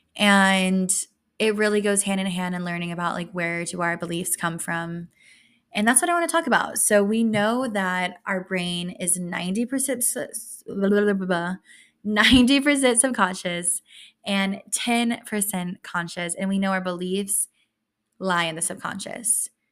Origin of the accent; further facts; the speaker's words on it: West Texas, United States; moved away; I grew up in West Texas